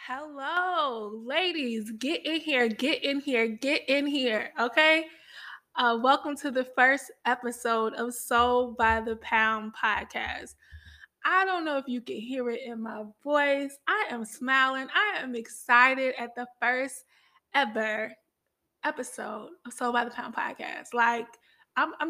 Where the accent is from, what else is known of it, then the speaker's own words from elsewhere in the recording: Chicago, Illinois, United States; I'm from Chicago